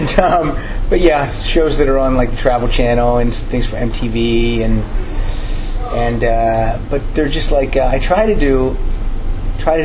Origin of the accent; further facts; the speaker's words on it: Pennsylvania, United States; moved away as an adult; also born or lived in Chicago; now in Los Angeles, United States; I'm originally from Pennsylvania